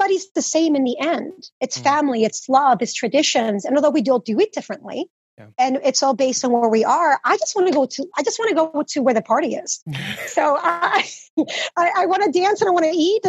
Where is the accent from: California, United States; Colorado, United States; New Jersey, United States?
New Jersey, United States; Teaneck; English is a second language; also born or lived in Dominican Republic / New York City; I was raised in Teaneck, New Jersey, it's in Bergen County